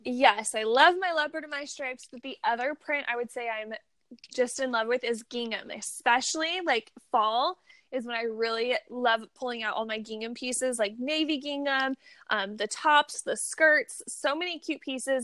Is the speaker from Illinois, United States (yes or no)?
no; Missouri, United States; now in California, United States; I grew up in Missouri